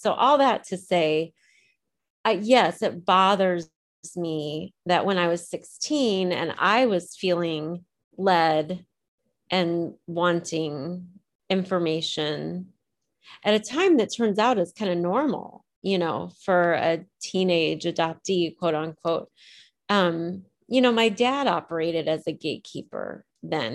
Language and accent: English; Decatur, Illinois, United States; moved away as an adult; also born or lived in Champaign, Illinois; now in Ohio, United States; So I grew up in Decatur, Illinois. I was born in Champaign, Illinois